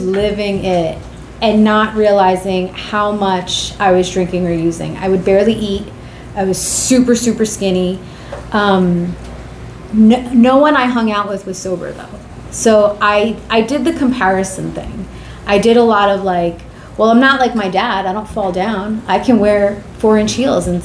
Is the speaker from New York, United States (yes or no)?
yes; New York City, New York, United States; I was born and raised in Queens, New York